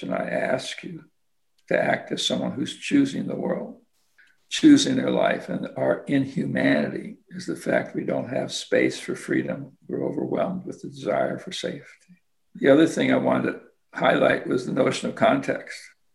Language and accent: English; Kansas, United States; I'm a kid from Kansas